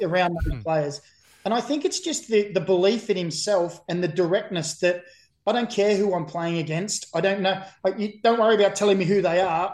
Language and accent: English; Australia; also born or lived in Burnley, England; I've been here for about 45 years and six months of my 45 years and seven months life. So I'd like to say I'm an Australian Nova Cash